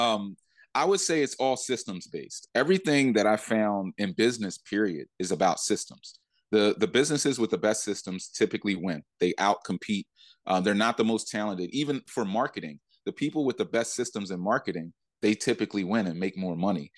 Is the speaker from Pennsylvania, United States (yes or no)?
yes; Philadelphia, Pennsylvania, United States; I went back to Philly